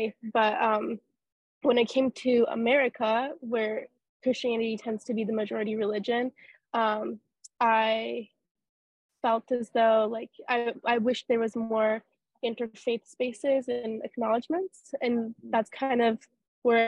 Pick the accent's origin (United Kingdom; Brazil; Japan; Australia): Japan; now in United States; I grew up in Japan